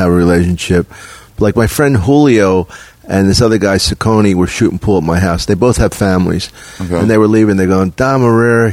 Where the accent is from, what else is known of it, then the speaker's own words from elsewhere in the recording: Philadelphia, Pennsylvania, United States; moved away; I'm from Philly